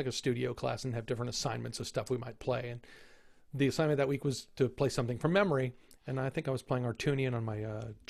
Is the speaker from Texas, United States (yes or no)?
yes; San Antonio, Texas, United States; moved away as an adult; also born or lived in New York; I'm from San Antonio